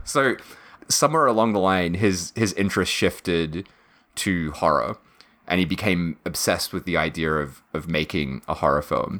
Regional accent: Victoria, Australia; Matt and I being like from Victoria as well

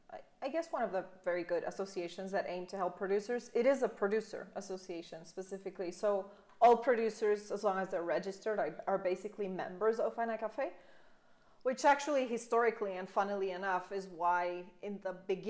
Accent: Belgium; English is a second language; also born or lived in Comoros; now in Guatemala; I am from Belgium. Both my parents are from Belgium. My whole family's from Belgium.

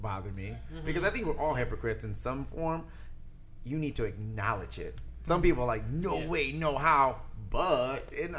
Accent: Detroit, Michigan, United States; now in Arizona, United States; I'm from Detroit, and I talk like this.

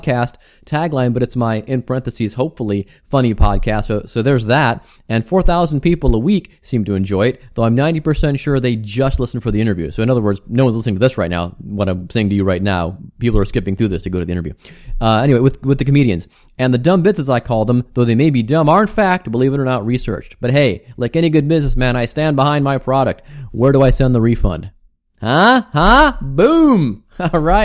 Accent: Cleveland, Ohio, United States; now in Cincinnati, United States; I also wrote for Cleveland Scene, which is my hometown.

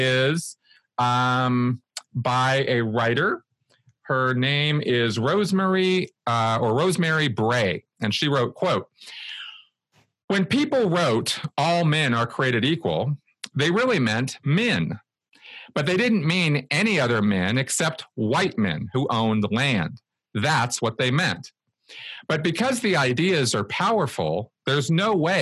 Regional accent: United States; growing up in the United States

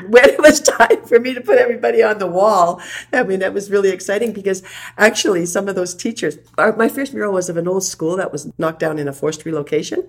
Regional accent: Sparwood, British Columbia, Canada; I'm from Sparwood, which was originally a little coal mining town called Michelle Natal.

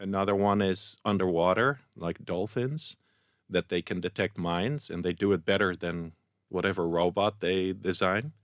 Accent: Netherlands; moved away as an adult; also born or lived in Indonesia; now in Israel; I'm from Holland

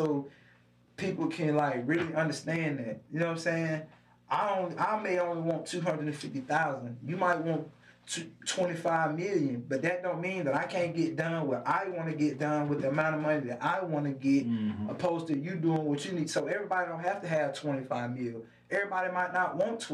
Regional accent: Alabaster, Alabama, United States; I'm from Alabaster.

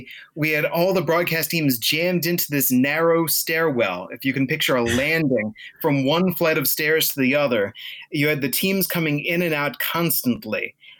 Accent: Greenbelt, Maryland, United States; I grew up in Greenbelt, Maryland.

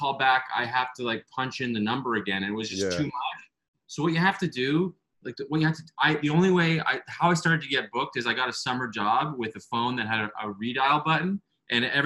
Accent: Ottawa, Ontario, Canada; moved away as an adult; also born or lived in Budapest, Hungary / Toronto; now in New York, United States; I went to Glebe. I'm from the Glebe

